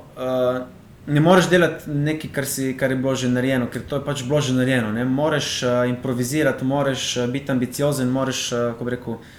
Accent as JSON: {"language": "Slovenian", "country": "Slovenia", "tie": "born or raised there", "said": "jaz sem iz Izraela doma, to je v bistvu morski kraj, živim 5 metrov od morja"}